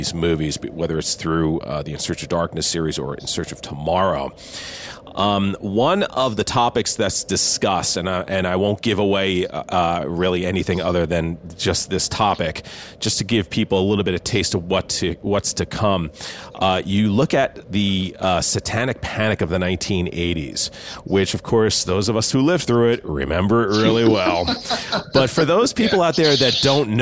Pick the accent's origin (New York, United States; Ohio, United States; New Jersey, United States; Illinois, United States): New Jersey, United States; now in California, United States; I grew up in Jersey